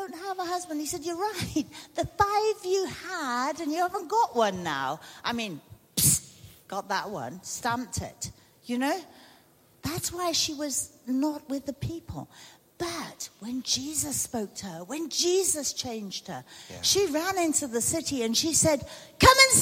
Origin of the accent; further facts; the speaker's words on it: United Kingdom; moved away as an adult; now in South Africa; when we first came to South Africa, we're British by birth, South African by choice